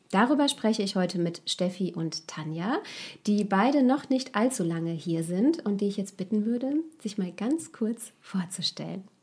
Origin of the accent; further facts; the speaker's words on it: Bavaria, Germany; accent: Bavarian; also born or lived in Saarland; now in Nassau, Germany; Also ich komme ursprünglich aus Bayern